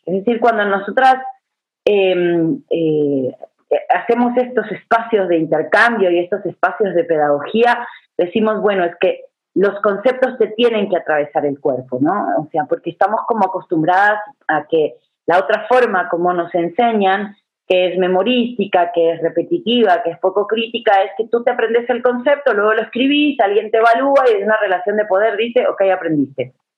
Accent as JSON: {"language": "Spanish", "country": "Uruguay", "tie": "born or raised there", "moved": "yes", "lives_now": "Guatemala", "said": "Yo vivo hace 20 años aquí, debo aclararlo, pero nací en Uruguay"}